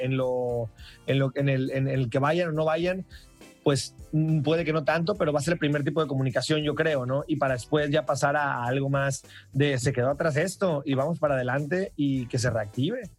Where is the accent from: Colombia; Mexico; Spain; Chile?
Mexico; Mazatlán, Sinaloa; yo soy originario de Mazatlán